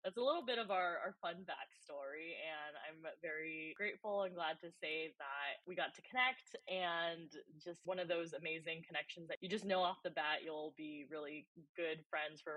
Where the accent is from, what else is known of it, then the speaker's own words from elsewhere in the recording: California, United States; also born or lived in Japan; we moved over when I was 1.5 and grew up, you know, for the rest of the time in California and the US.